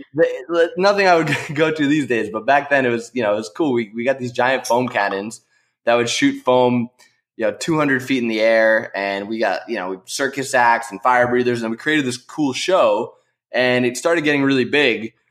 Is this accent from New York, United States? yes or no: yes; New York, United States; I grew up in New York